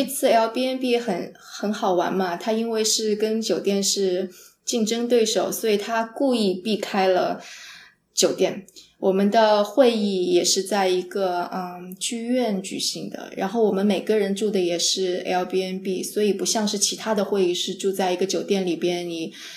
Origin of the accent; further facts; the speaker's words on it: Jiangsu, China; also born or lived in San Francisco, United States; now in Los Angeles, United States; 因为我是个江苏人，江苏是特别潮湿的地方